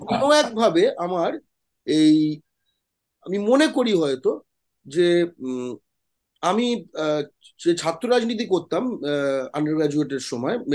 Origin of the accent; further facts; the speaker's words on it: West Bengal, India; আমি বাঙালি